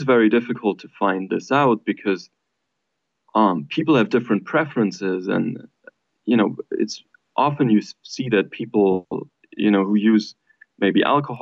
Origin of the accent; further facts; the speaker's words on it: Germany; now in United States; I'm from Germany